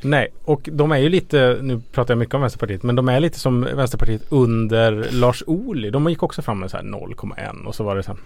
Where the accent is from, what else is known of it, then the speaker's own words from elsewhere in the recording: Ludvika, Dalarna County, Sweden; I min hemkommun Ludvika